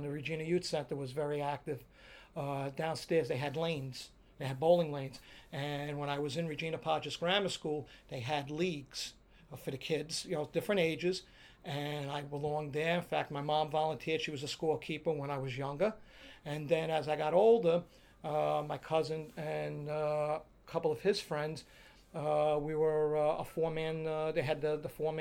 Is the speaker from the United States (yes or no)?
yes; New York City, New York, United States; growing up in Dyker Heights